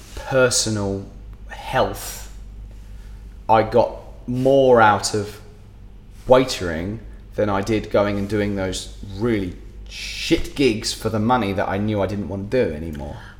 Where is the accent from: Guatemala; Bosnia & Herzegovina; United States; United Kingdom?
United Kingdom; England; now in Dubai, United Arab Emirates; As an English musician